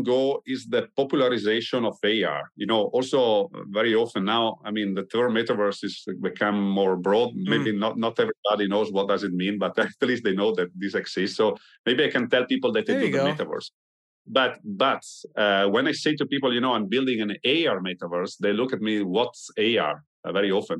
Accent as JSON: {"language": "English", "country": "Italy", "said": "I'm from Italy"}